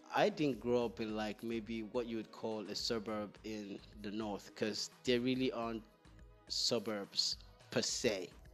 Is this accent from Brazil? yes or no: no; Northern Nigeria, Nigeria; I was born in the north. And for the most part of my childhood, I was raised in the north